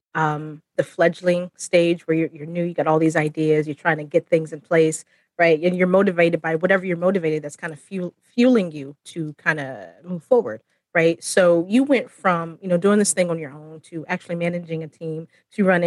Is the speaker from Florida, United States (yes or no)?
yes; Florida, United States; I'm from Florida